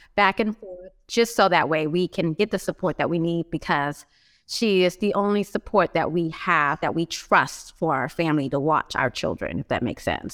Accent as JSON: {"language": "English", "town": "Los Angeles", "region": "California", "country": "United States", "tie": "born or raised there", "moved": "as an adult", "lives_now": "Philadelphia, United States", "said": "I was raised in Los Angeles my whole life, um, not my whole entire life, but the majority of my young and adult life, I found myself in Los Angeles"}